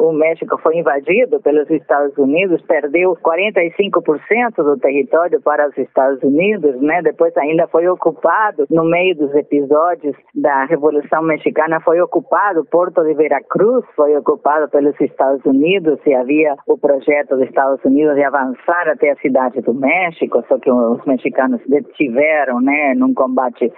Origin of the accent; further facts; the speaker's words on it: Montevideo, Uruguay; accent: Montevidean; first language Spanish; Portuguese is a second language; moved away as an adult; now in Brazil; a minha língua materna é espanhol, que eu nasci no Uruguai